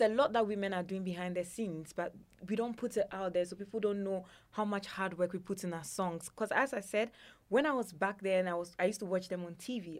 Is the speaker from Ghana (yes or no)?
yes; Ghana; a Ghanaian woman, especially an Ewe woman